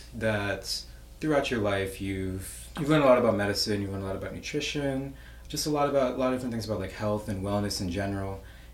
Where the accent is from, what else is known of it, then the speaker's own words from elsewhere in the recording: DMV area, United States; moved away as an adult; now in Raleigh, United States; I'm a software engineer originally from the DMV area, currently living in Raleigh, North Carolina, but only moved there recently, so still consider myself very much from the DMV.